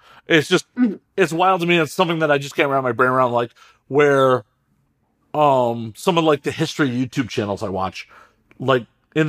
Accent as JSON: {"language": "English", "country": "United States", "said": "as an American"}